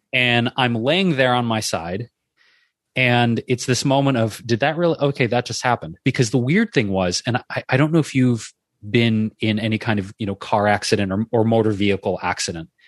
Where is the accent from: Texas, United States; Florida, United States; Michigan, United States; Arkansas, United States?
Michigan, United States; Detroit; moved away; I grew up in Detroit